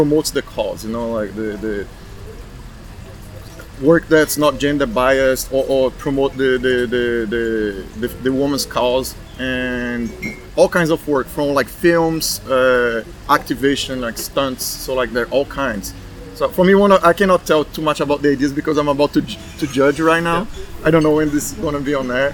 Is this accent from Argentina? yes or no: no; Brazil; moved away as an adult; also born or lived in Dubai / Bahrain; now in United States; I'm from Brazil, but I left Brazil 11 years ago.